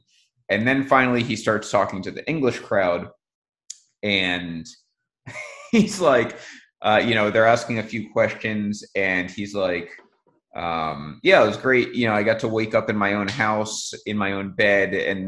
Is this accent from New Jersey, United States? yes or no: yes; New Jersey, United States; So I'm 19. I'm interning for ESPN Radio. I'm from New Jersey, so I only had my license for like 2 years at the time.